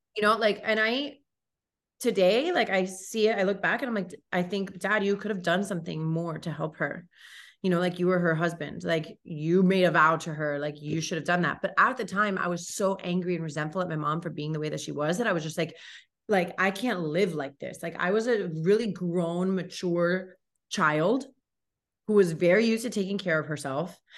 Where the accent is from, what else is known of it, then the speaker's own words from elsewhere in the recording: Miami, Florida, United States; I grew up here in Miami, born and raised, grew up in Kendall